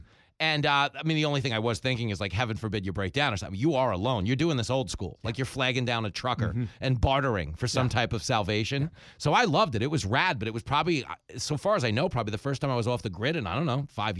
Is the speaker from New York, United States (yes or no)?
yes; Long Island, New York, United States; Where I grew up on Long Island, we had Grumman.